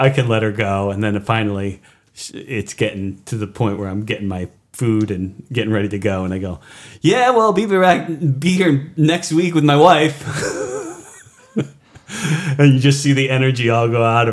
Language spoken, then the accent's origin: English; Hudson, United States